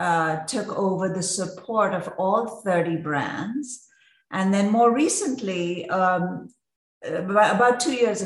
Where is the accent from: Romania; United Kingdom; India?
India; Mumbai, Maharashtra; I grew up in Mumbai, India